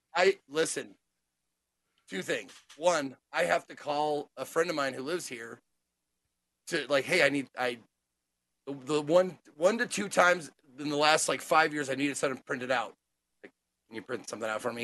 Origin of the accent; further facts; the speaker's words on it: Montana, United States; I'm from the, the city of Montana